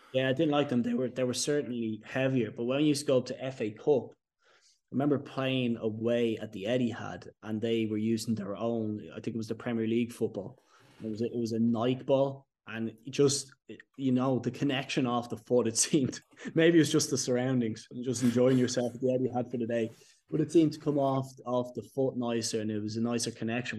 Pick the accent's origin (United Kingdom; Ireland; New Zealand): Ireland; us as Irish people